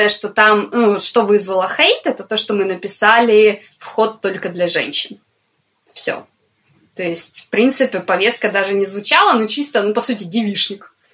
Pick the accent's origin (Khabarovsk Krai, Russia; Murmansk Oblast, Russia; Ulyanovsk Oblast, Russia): Khabarovsk Krai, Russia; Komsomolsk-on-Amur; когда я была уже там типа в средней школе